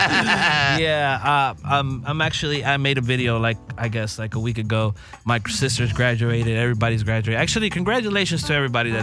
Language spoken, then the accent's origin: English; Los Angeles, California, United States; I'm born and raised in LA.